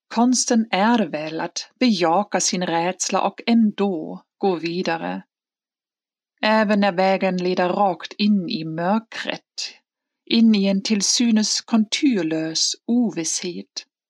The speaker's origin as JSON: {"language": "Swedish", "region": "Hamburg", "country": "Germany", "tie": "born or raised there", "moved": "yes", "said": "i min hemstad Hamburg"}